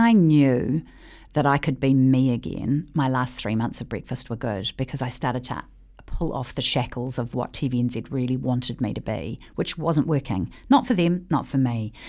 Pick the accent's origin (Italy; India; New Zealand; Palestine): New Zealand; I'm a New Zealander.